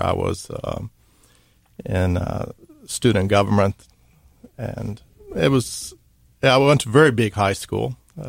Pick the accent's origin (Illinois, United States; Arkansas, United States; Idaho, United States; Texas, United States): Texas, United States; Dallas; moved away as an adult; also born or lived in Mississippi; Well, I'm from Dallas, Texas. It's where I grew up.